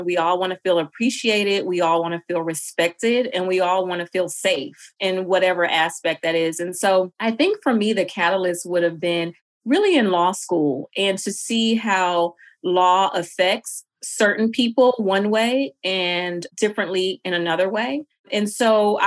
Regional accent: Jackson, Mississippi, United States; moved away as an adult; also born or lived in Boston; now in Atlanta, United States; I myself am from Mississippi, Jackson in particular, which is a Black city

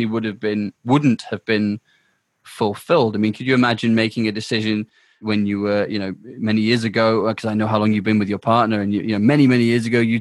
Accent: United Kingdom; also born or lived in South Africa; the UK. It's my home.

